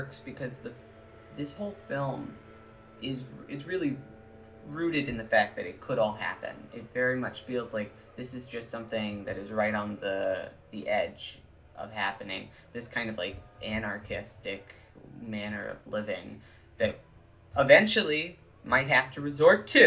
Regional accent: East Texas, United States; I grew up in East Texas

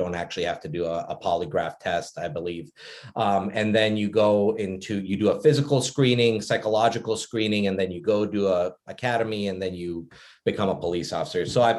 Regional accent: Phoenix, Arizona, United States; born or raised there; also born or lived in Bosnia / Germany

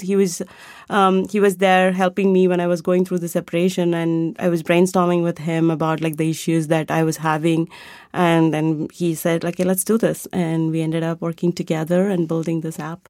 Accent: India; moved away; I grew up in India and I was a classical dancer going, growing up

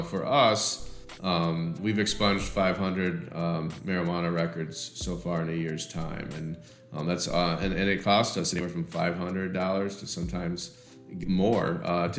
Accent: Michigan, United States; we grew up in Michigan

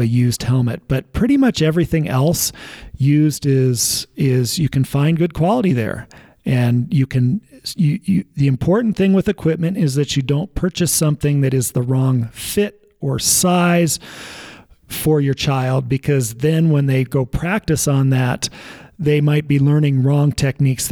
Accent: Evergreen, Colorado, United States; I grew up in Evergreen and ski raced at Winter Park

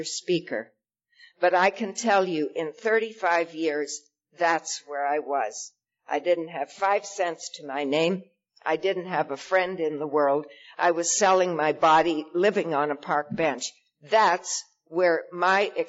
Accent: Saskatchewan, Canada; moved away as an adult; I was born in Saskatchewan

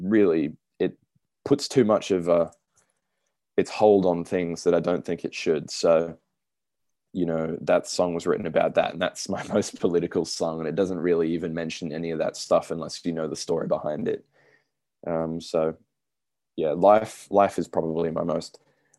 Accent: Australia; I'm Australian.

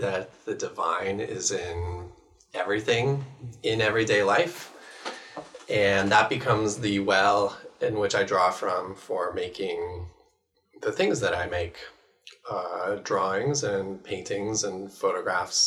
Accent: Bellevue, Washington, United States; now in Seattle, United States; I was born and raised here in Bellevue. I live in Seattle.

